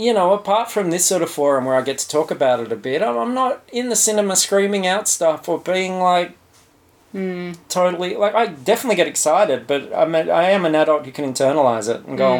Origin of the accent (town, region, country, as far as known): Australia